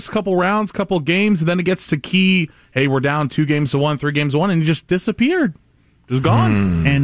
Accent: San Jose, California, United States; I'm from the Bay Area, from San Jose.

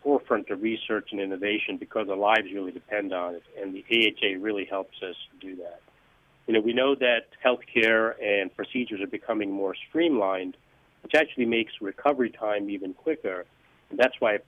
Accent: Northeast, United States; moved away as an adult; now in Palm Beach area, United States; I grew up in the Northeast

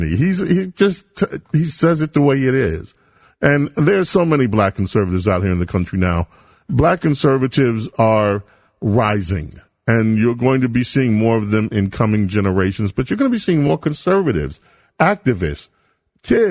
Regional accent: New York City, New York, United States; I grew up in South Jamaica.

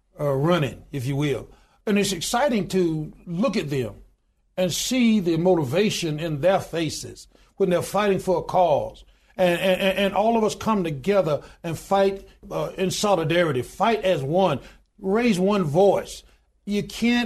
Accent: Goodwater, Alabama, United States; born or raised there

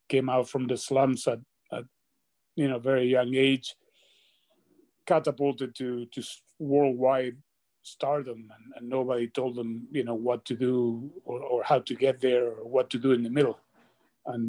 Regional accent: Argentina; I said Argentina

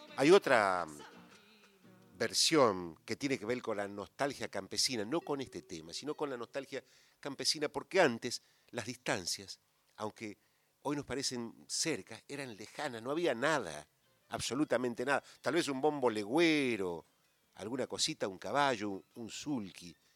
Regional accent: Argentina; nosotros pensamos, los argentinos, que, que no somos latinoamericanos

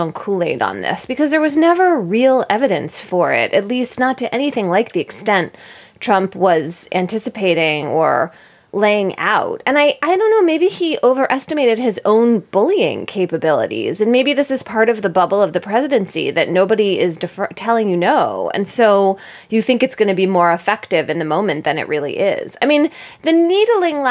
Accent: Philadelphia, Pennsylvania, United States; moved away as an adult; And I lived in Philadelphia until I went to college.

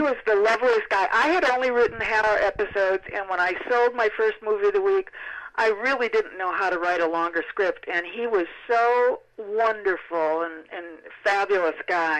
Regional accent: Milwaukee, Wisconsin, United States; moved away as an adult; also born or lived in Los Angeles; I'm from Milwaukee

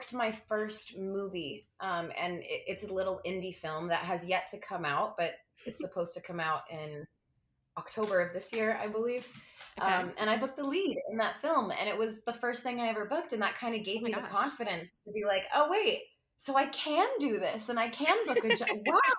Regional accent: New York City, New York, United States; I grew up in Brooklyn, New York City.

